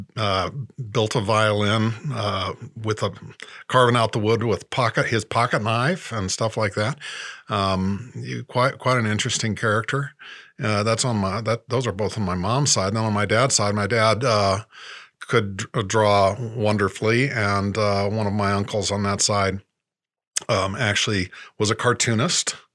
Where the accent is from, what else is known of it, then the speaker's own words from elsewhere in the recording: Indianapolis, Indiana, United States; moved away; also born or lived in New York City / Los Angeles; I'm from Indianapolis, Indiana. Uh, Grew up there in suburbia